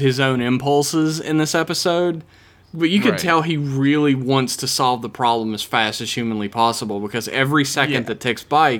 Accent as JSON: {"language": "English", "country": "United States", "said": "I'm American. I'm expected to only know one language and poorly at that."}